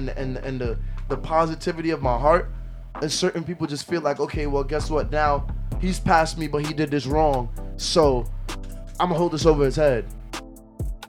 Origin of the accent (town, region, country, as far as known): Jamaica; accent: Jamaican; moved away